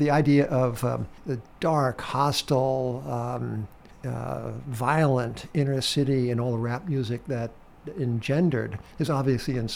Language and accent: English; Brooklyn, New York, United States; I'm from Brooklyn okay yeah Brooklyn Heights